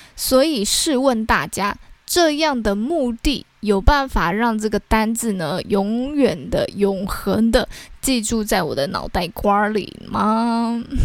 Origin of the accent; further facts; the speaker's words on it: Taiwan; 我们台湾人